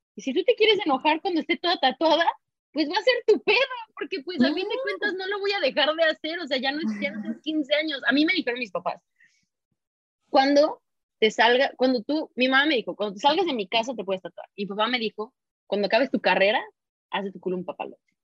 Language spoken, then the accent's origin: Spanish; Mexico; moved away; de donde soy, ¿no? así de México